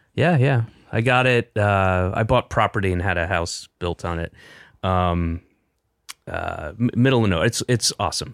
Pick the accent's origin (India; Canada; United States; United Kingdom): United States; the South; moved away; also born or lived in Boston / Los Angeles; I'm from the South